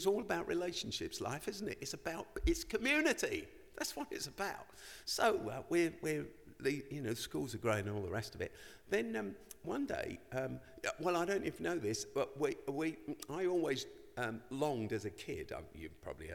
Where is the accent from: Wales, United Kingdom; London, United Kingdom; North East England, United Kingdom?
London, United Kingdom; The church I grew up in South Norwood